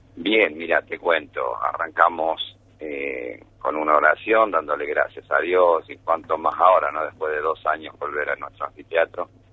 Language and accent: Spanish; Buenos Aires, Argentina; now in Villa María, Argentina; yo soy de Buenos Aires, pero bueno, soy villamariense hace más de 30 años